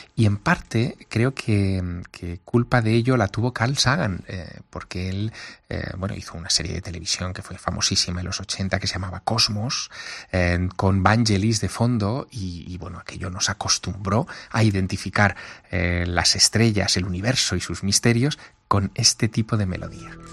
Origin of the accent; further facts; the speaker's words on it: Teruel, Aragon, Spain; moved away; vivir en una ciudad pequeña. Yo soy de Teruel